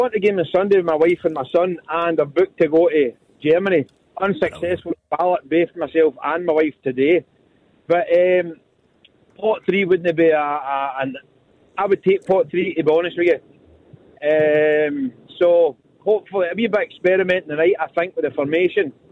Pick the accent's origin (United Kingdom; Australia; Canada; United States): United Kingdom; Motherwell, Scotland; I'm from Motherwell. I am, I'm from Motherwell.